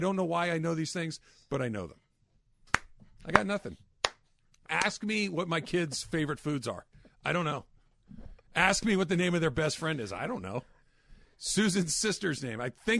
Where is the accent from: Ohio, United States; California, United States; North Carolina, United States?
California, United States; Arcadia; I grew up in Arcadia.